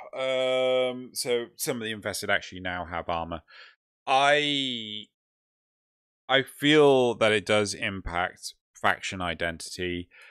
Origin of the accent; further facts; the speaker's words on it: United Kingdom; We're also British